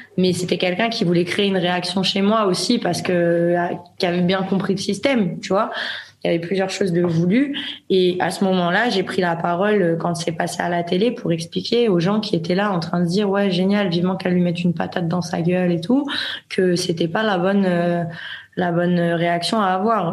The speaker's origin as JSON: {"language": "French", "country": "France", "moved": "as an adult", "lives_now": "Spain", "said": "je suis française"}